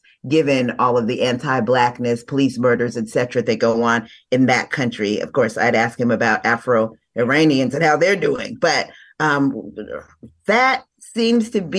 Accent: Ghana; now in Los Angeles, United States; I'm from Ghana originally

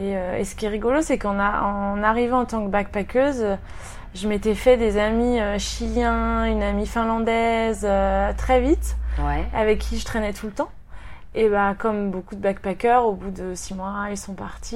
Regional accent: Rennes, Brittany, France; moved away as an adult; also born or lived in Paris; now in Sydney, Australia; je viens de Rennes, en Bretagne, et j'habite à Sydney dans le quartier de King's Cross

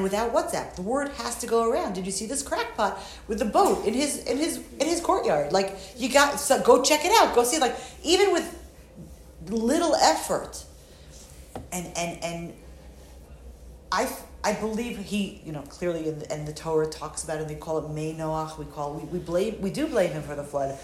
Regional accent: New York, United States; moved away; I'm from New York originally

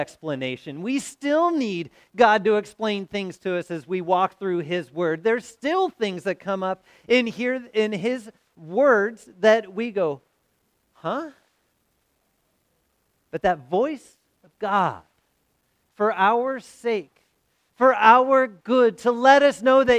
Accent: Southern California, United States; also born or lived in St. Louis; Growing up in Southern California

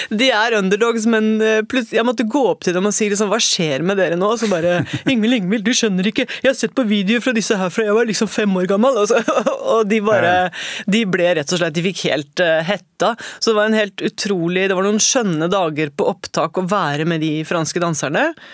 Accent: Oslo, Norway; jeg har vokst opp på Holmlia. Mm. Og jeg bor på på østkanten i Oslo.

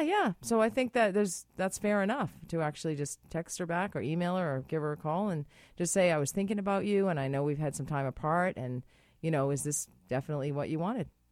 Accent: United States; moved away; I'm American

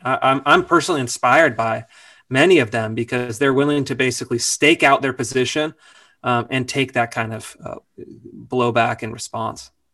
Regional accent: Sacramento, California, United States; I grew up in Sacramento. Sacramento, California

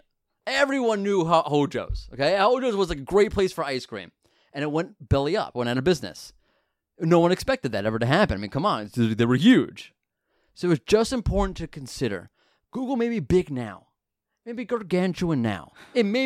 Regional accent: United States; I'm from America

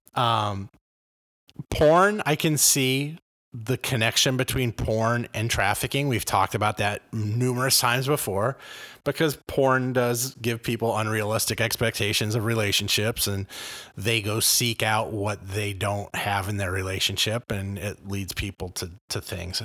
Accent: Los Angeles, California, United States; now in Illinois, United States; I grew up in Los Angeles in the eighties and nineties.

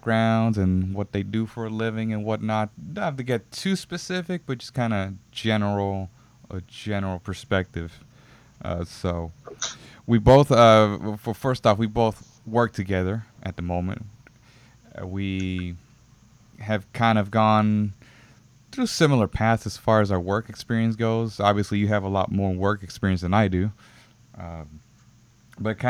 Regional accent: Houston, Texas, United States; I grew up in, and still am in, the Second Ward area

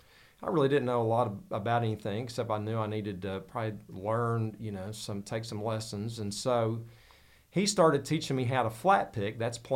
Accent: United States; moved away as an adult; also born or lived in Texas; I grew up in Deerfield Holler.

